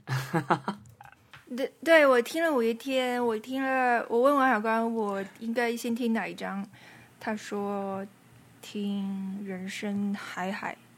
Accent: northern China, China; accent: northern; 作为北方人啊，我现在这个北方的魂熊熊燃烧

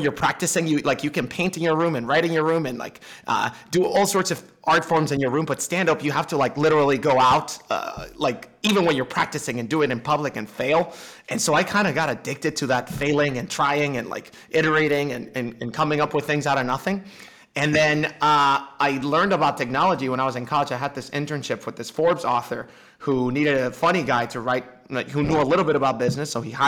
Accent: Dominican Republic; I'm from the Dominican Republic. People can't see me, but I don't sound Dominican either.

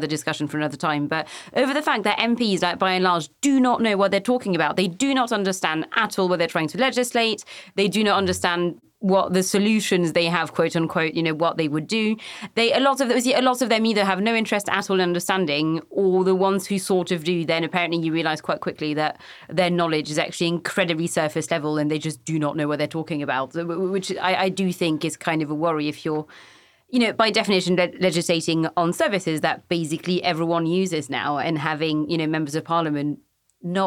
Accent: France; I was born in 91 and obviously I grew up in France

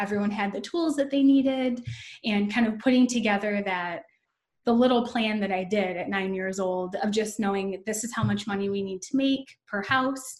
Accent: Downriver, Michigan, United States; I grew up in what's considered Downriver, Michigan. It's a suburb. It's like the suburbs of Detroit

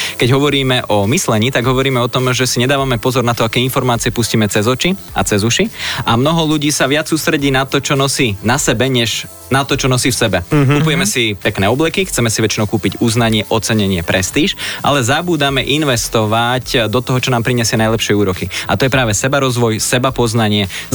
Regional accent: Slovakia; sme Slováci a patríme do slovenskej skupiny

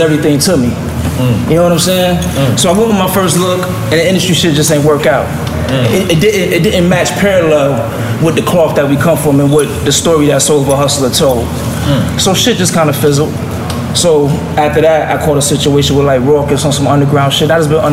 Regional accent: Rochester, New York, United States; I'm from Rochester, New York

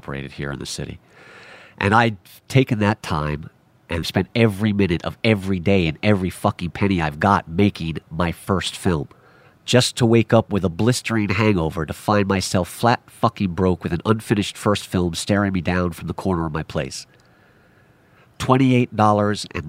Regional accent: New York City, New York, United States; I am a self-taught filmmaker born and raised in New York City

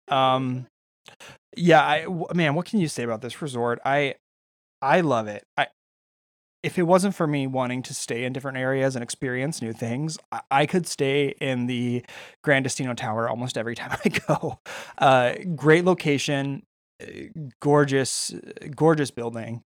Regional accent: California, United States; I'm Californian

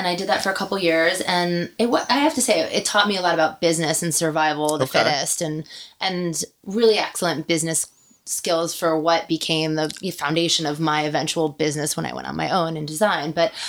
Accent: northern New Jersey, United States; moved away as an adult; now in Los Angeles, United States; I grew up in northern New Jersey

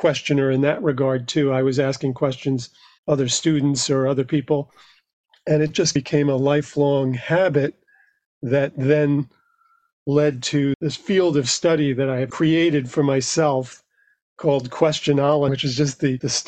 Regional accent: New York City, New York, United States; I grew up in New York, just outside Manhattan in Queens.

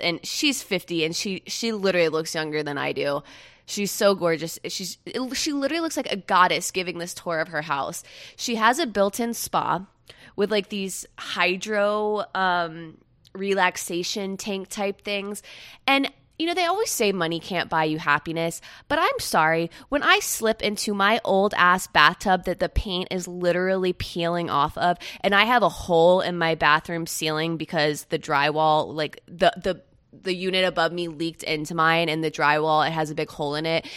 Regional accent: Melbourne, Florida, United States; also born or lived in Jacksonville, Florida / Jacksonville Beach, Florida; now in West Palm Beach, United States; I'm originally from the East Coast of Central Florida, and now I live on the East Coast of South Florida. I was born in Jacksonville

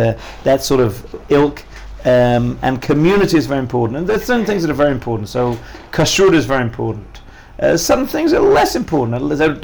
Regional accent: Cardiff, Wales, United Kingdom; born or raised there; also born or lived in Leicester, England / Kansas City, United States; now in Israel

